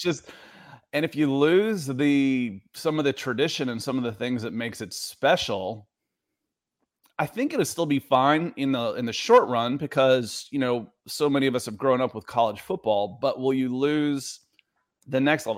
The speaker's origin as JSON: {"language": "English", "region": "Georgia", "country": "United States", "tie": "born or raised there", "also_born_or_lived": "Ohio / Los Angeles", "moved": "as an adult", "said": "I grew up in Georgia. I lived in L A for ten years, uh, and then I'm back here in Georgia"}